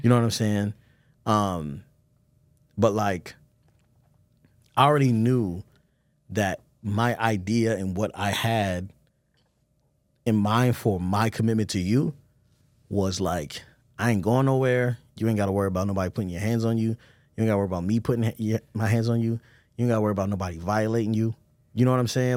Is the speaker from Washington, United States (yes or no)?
no; Baltimore, Maryland, United States; I'm from Baltimore